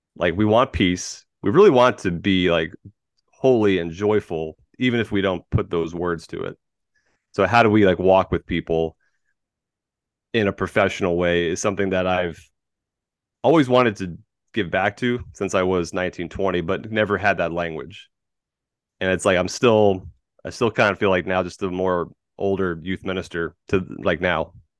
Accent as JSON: {"language": "English", "town": "Tampa", "region": "Florida", "country": "United States", "tie": "born or raised there", "also_born_or_lived": "California", "moved": "as an adult", "said": "I am a Florida man. born and raised in Tampa Bay."}